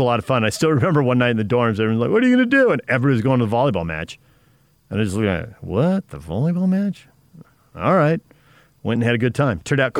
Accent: San Diego, California, United States; moved away; I grew up in San Diego

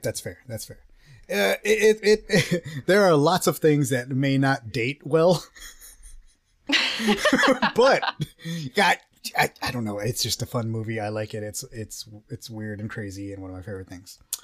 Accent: Texas, United States; I'm from Texas

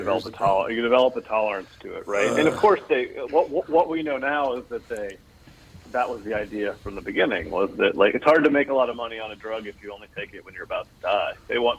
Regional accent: Maryland, United States; I actually grew up in a small town in western Maryland. Appalachia would be the area.

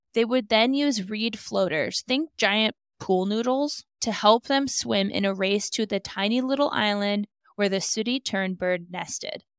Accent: Alaska, United States; I have gone fishing many a time growing up in Alaska

